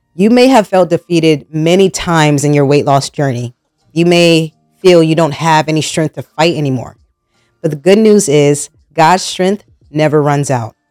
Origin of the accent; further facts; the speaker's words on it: New Jersey, United States; moved away as an adult; now in North Carolina, United States; I was born and raised in New Jersey, and up north, food is a lifestyle when I moved down to North Carolina